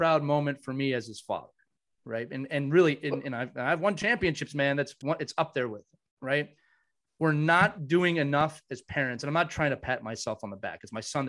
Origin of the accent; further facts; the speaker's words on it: Philadelphia, Pennsylvania, United States; I grew up in the Philadelphia. I'm in the Philadelphia area